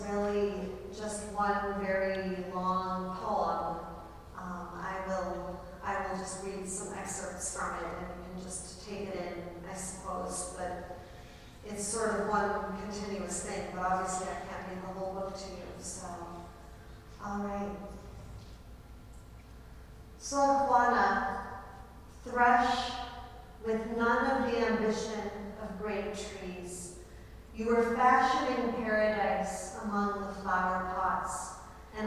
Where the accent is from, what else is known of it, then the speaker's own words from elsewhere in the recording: Buffalo, New York, United States; moved away; I'm originally from Buffalo, New York